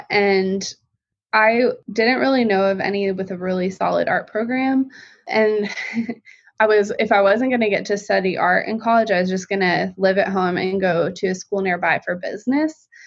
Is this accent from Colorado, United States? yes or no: yes; Colorado Springs, Colorado, United States; I'm from Colorado Springs, Colorado been lived other places too, but that was the longest